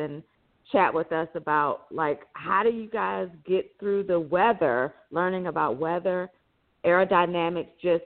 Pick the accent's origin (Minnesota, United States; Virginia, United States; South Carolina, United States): South Carolina, United States; Sumter; moved away as an adult; also born or lived in Houston, Texas; I grew up in Sumter, South Carolina, where there was Shaw Air Force Base.